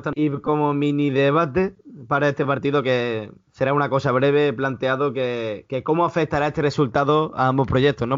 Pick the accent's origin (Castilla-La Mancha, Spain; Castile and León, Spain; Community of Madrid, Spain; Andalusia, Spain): Andalusia, Spain; Málaga; tú y yo, como malagueños que somos